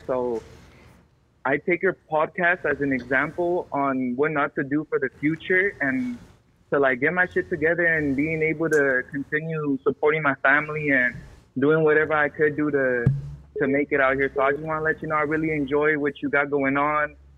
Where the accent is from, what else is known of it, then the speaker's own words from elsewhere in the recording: Los Angeles, California, United States; I'm from the Valley, San Fernando Valley. I'm 17